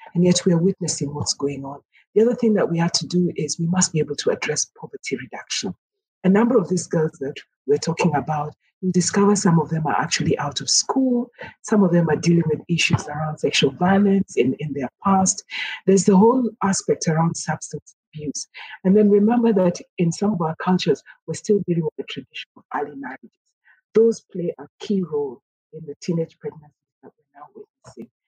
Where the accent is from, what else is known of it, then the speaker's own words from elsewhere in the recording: Kenya; speak as a Kenyan, but also as an African